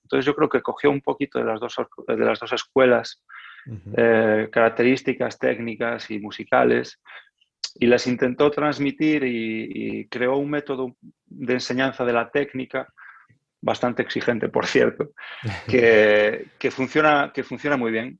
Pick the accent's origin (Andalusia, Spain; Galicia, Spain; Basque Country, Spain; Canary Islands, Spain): Galicia, Spain; Lugo; moved away as an adult; also born or lived in A Coruña / Porto, Portugal; now in France; yo vengo de Galicia, nací en Coruña, pero cuando, cuando empecé el conservatorio, eh, vivía en, Lugo